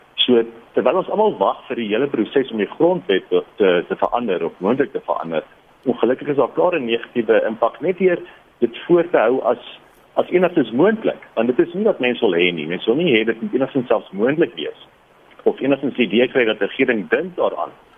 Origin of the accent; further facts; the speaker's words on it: South Africa; ons as Suid-Afrikaners